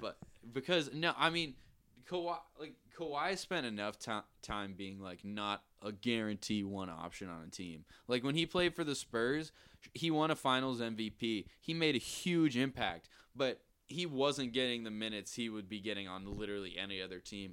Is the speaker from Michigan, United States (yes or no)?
no; outside of Boston, Massachusetts, United States; now in Nashville, United States; I'm originally from, uh, outside of Boston, but I live in Nashville